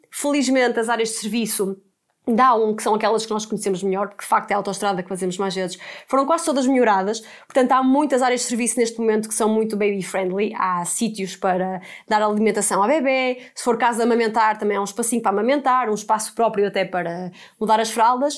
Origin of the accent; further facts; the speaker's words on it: Porto, Norte, Portugal; now in Lisbon, Portugal; nós somos do Porto e estamos a viver em Lisboa